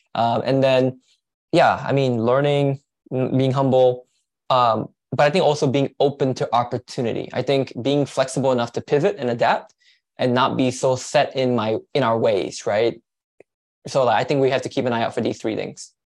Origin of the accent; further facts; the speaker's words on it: Malaysia; now in United States; I'm from Malaysia, so I'm actually an immigrant.